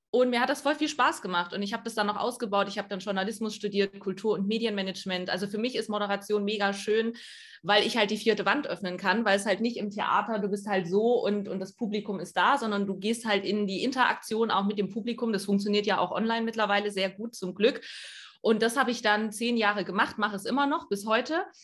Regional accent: East Germany, Germany; ich bin äh, in, in Ostdeutschland groß geworden

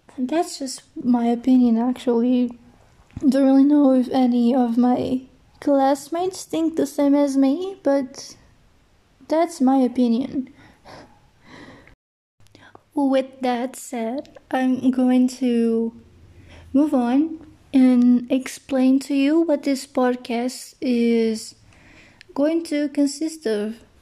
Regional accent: Portugal; English is a second language; I'm from Portugal

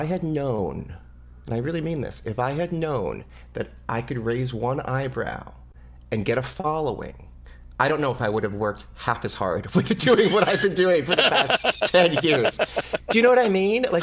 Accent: New Jersey, United States; I was born in New Jersey

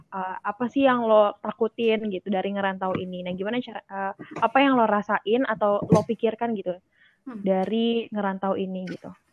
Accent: Bekasi, West Java, Indonesia; moved away as an adult; also born or lived in Jatinangor; gue dari Bekasi

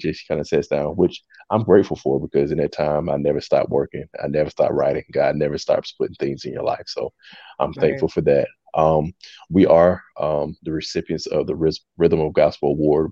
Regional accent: Jacksonville, North Carolina, United States; moved away as an adult; now in Columbia, United States; I'm originally from Jacksonville, North Carolina. I currently reside in Columbia, South Carolina

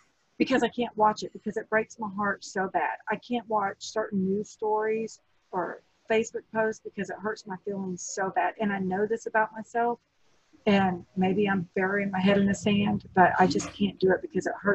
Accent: Texas, United States; It's part of my Southern charm. I'm a Texan.

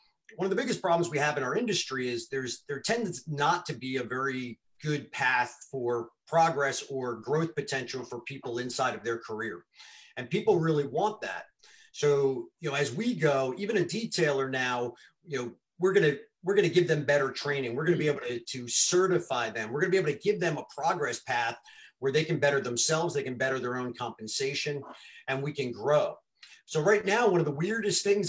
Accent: Missouri, United States; I'm from Missouri, it's the show me state

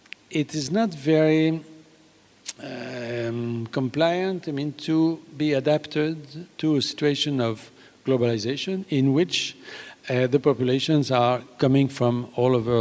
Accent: France

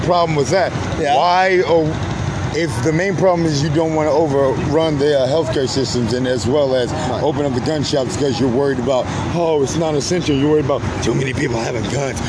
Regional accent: Virginia Beach, Virginia, United States; moved away; i was born in Virginia Beach, Virginia. Tri- okay. Uh, went to Indian River High School.

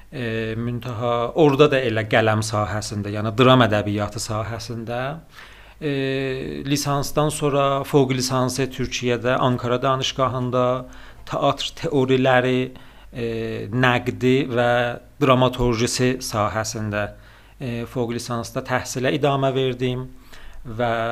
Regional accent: Tabriz, East Azerbaijan, Iran; Sərdariniya Şəmsi tarixi ilə 1365-ci ildə Təbrizdə anadan olmuşam. Fərhəngi və qələm sahəsində çalışan bir ailədə

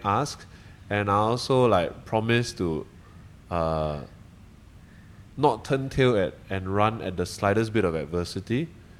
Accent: Malaysia; now in Singapore; Yeah, so to you as a Singaporean and also to, I think, Singaporeans in general, I think I'm grateful for the structure that Singapore has created

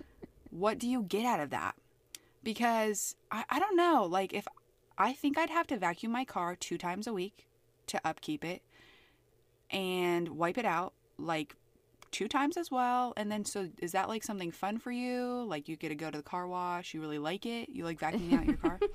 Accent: Pennsylvania, United States; moved away; also born or lived in Idaho; I grew up predominantly in Pennsylvania and then in Idaho.

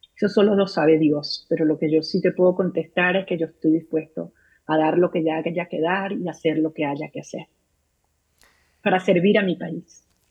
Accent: Venezuela; los venezolanos estamos unidos como nunca antes

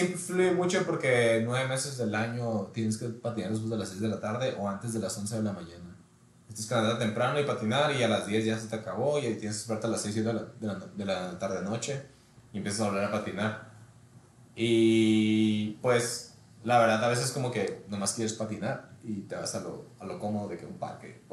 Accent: Ensenada, Baja California, Mexico; moved away as an adult; now in Culiacán, Mexico; soy de Ensenada. Tengo tres años que me mudé a Culiacán. Allá vivo con mi esposa

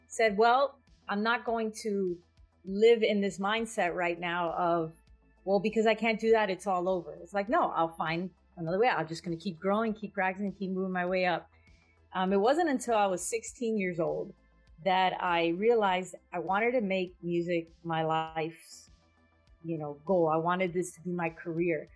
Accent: Hialeah, Florida, United States; I grew up in Miami.

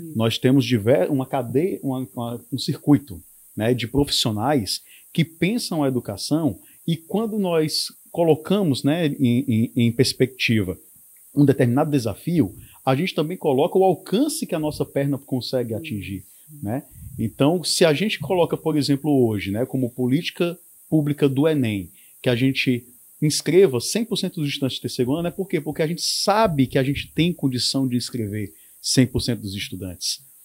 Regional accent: Ceará, Brazil; nós enquanto cearenses temos é a capacidade de superar obstáculos

